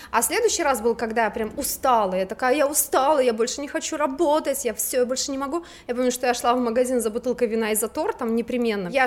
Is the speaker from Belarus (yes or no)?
yes; Belarus; когда я приехала из Беларуси, ну, то есть у меня в Беларуси, как ты говоришь, у меня в Краснодаре, да